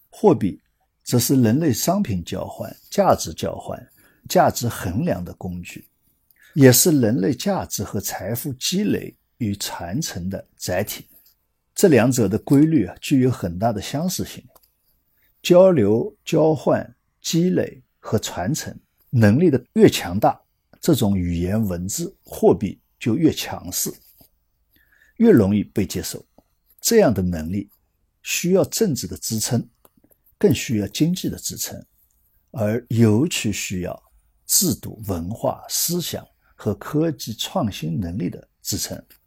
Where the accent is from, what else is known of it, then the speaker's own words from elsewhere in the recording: Shanghai, China; 作为一个上海人吧，我觉得挺可笑的。